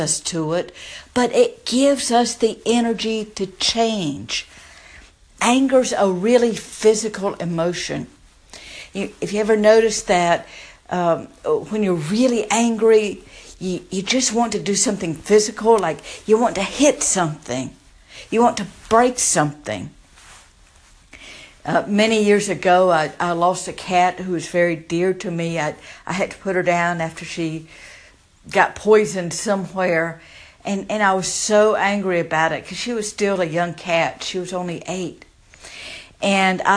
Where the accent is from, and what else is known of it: the South, United States; born or raised there